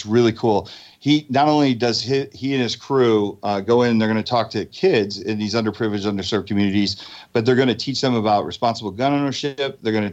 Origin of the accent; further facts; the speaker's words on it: New Jersey, United States; I'm from Jersey